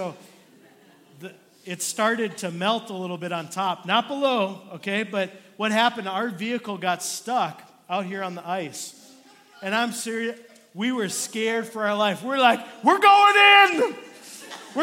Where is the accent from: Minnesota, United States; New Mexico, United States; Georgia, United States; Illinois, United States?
Minnesota, United States; moved away; I was born and raised in Minnesota